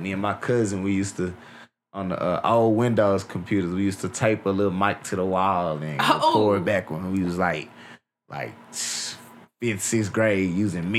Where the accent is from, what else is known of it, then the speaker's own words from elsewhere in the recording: Dallas, Texas, United States; I'm from Dallas, Texas